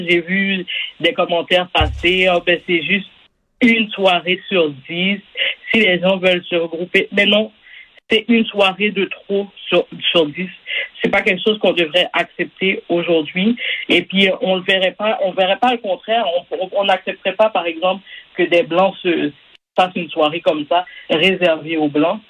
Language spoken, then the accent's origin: French; Quebec, Canada; je suis né ici, par exemple, je suis né au Québec